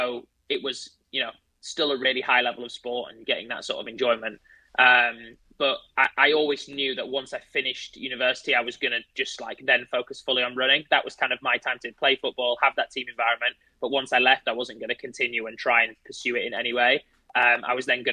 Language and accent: English; Leeds, Yorkshire and the Humber, United Kingdom; I'm originally from Leeds, like Leeds United